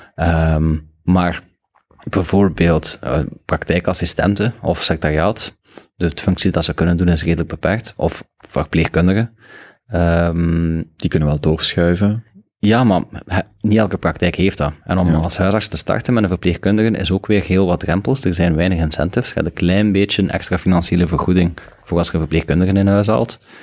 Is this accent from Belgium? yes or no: yes; Belgium